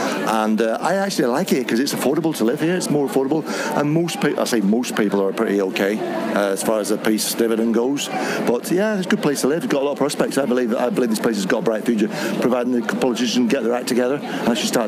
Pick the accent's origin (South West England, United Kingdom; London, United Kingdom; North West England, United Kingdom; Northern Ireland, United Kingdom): North West England, United Kingdom; Manchester; now in Belfast, United Kingdom; No, I'm from Manchester.